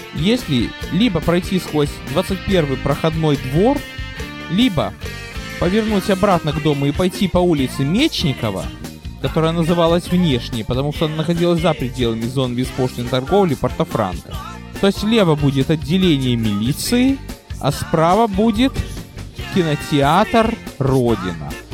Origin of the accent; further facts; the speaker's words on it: Odesa, Odesa Oblast, Ukraine; also born or lived in Brooklyn, United States; now in United States; я родился и вырос на Молдаванке